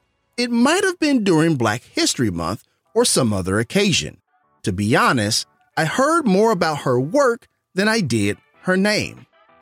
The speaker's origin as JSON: {"language": "English", "town": "Memphis", "region": "Tennessee", "country": "United States", "tie": "born or raised there", "said": "my hometown of Memphis, Tennessee."}